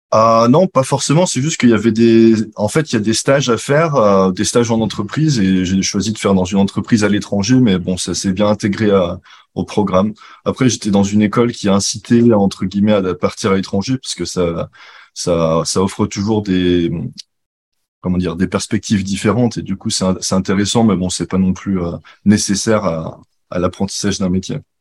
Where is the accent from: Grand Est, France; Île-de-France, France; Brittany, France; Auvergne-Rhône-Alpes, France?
Auvergne-Rhône-Alpes, France; Grenoble; moved away as an adult; also born or lived in Lyon / Paris / China / Luxembourg; now in Singapore; je suis de Grenoble à la base